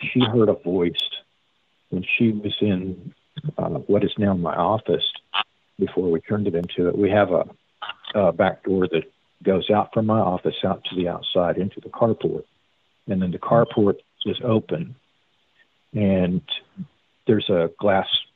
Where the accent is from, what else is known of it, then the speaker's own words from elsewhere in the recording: Texas, United States; I am from Texas native, but in that regard, I'm more of a Missourian.